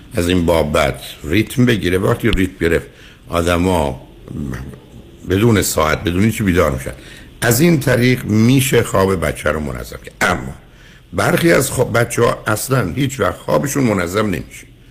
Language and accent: Persian; Iran; now in United States; از ایران اومدیم بیرون و اینجا درگیر یه جامعه من در امریکا